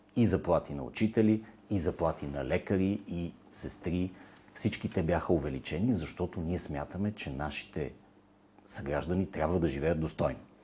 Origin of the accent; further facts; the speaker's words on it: Bulgaria; безкрайната си гордост като българин